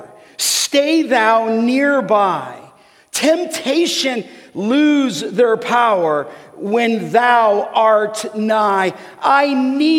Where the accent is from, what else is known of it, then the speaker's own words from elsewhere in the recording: Los Angeles, California, United States; growing up in Canoga Park